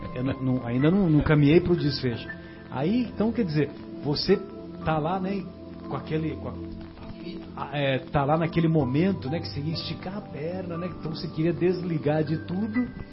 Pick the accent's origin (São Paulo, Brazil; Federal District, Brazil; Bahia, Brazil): São Paulo, Brazil; São José do Rio Pardo; lá na minha cidade, lá em, lá em São José do Rio Pardo.